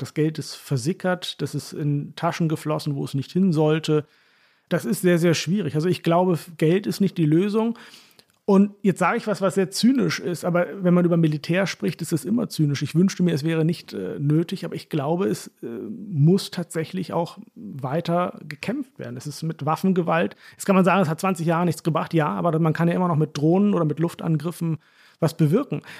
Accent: Hollern-Twielenfleth, Lower Saxony, Germany; accent: Plattdeutsch; moved away; also born or lived in Heilbronn; so reden wir in Holland. Holland, vielen Fleet, wo ich herkomme

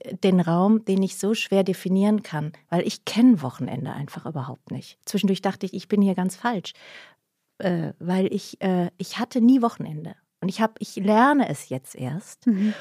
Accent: Heidenheim, Baden-Württemberg, Germany; accent: Swabian (Alb Swabian); moved away; von der Alp. Heidenheim halt.

